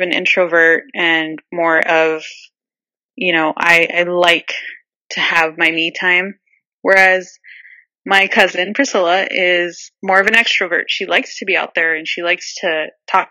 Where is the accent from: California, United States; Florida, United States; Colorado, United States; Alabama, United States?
California, United States; Southern; So I am from Southern California. I live in Orange County.